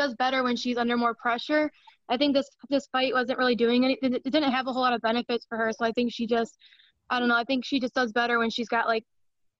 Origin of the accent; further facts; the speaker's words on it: Toledo, Ohio, United States; I'm from Toledo, Ohio